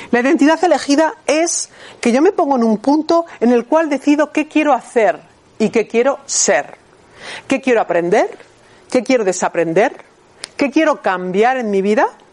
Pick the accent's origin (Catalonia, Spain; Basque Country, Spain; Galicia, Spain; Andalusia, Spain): Basque Country, Spain; Bilbao; moved away as an adult; also born or lived in Barcelona; a los 18 años cuando me fui de Bilbao a Barcelona a estudiar diseño de moda